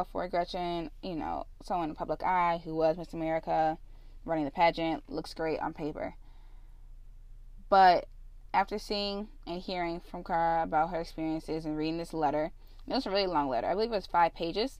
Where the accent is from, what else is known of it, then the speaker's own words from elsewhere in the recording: Illinois, United States; Illinois, my home state